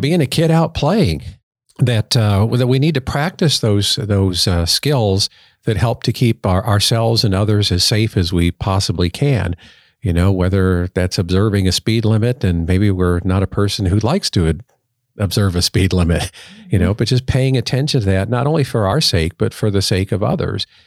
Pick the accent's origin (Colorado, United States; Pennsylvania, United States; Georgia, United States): Colorado, United States; Colorado Springs; I grew up in Colorado Springs, so we always said we were in the shadow of the peak